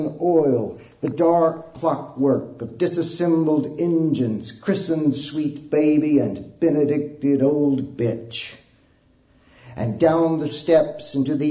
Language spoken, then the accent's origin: English; Snyder, Texas, United States; I grew up in West Texas, in a little bitty town in West Texas called Snyder.